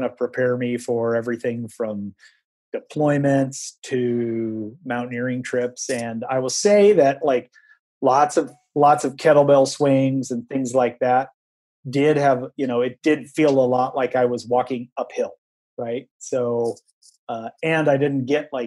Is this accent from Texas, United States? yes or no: no; Iowa, United States; moved away; also born or lived in East Coast; I'm a flatlander from Iowa